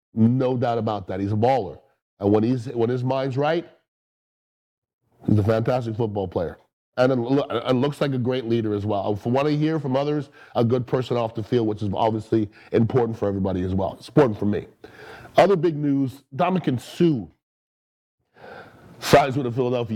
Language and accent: English; Canada; I'm from the Great White North of Canada.